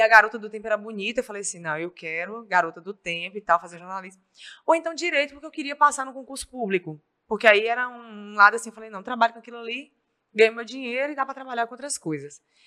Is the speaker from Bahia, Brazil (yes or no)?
yes; Itapetinga, Bahia, Brazil; accent: Baiano; moved away as an adult; now in Governador Valadares, Brazil; eu nasci na Bahia, numa cidade chamada Itapetinga, na Bahia. Fica pertinho de Vitória da Conquista, é sudoeste da Bahia. E aí eu vim para Valadares para fazer faculdade